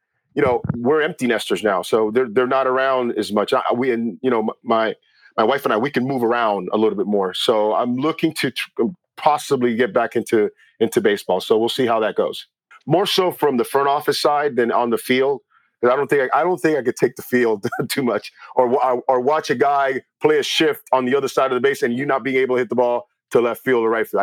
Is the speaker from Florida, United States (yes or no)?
yes; Miami, Florida, United States; now in Los Angeles, United States; I grew up in Miami, Florida